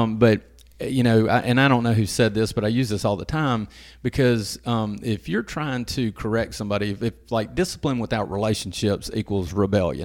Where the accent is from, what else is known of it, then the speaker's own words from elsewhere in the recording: Madison, Mississippi, United States; moved away as an adult; also born or lived in Hernando, Mississippi; I'm from around the Jackson area. I'm from Madison originally.